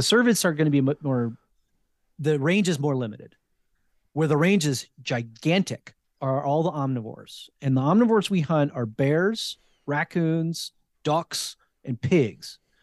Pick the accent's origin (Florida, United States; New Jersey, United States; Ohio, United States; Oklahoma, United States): New Jersey, United States; also born or lived in Fredericksburg, Virginia / Richmond, Virginia; now in Sacramento, United States; I grew up in New Jersey